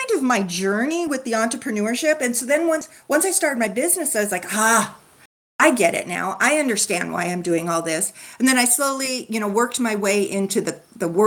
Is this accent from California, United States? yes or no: yes; California, United States; I was born and raised in California